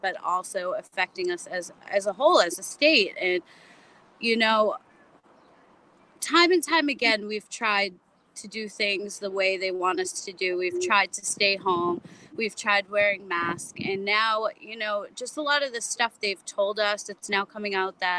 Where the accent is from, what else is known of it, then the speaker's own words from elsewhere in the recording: Charlestown, United States; I live in Charlestown. I was born and raised here